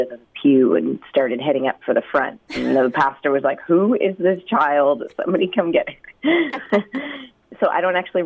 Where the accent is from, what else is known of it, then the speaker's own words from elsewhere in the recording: Halifax, Nova Scotia, Canada; now in Abbotsford, Canada; I'm originally from Halifax, Nova Scotia, and now I'm in Abbotsford, British Columbia.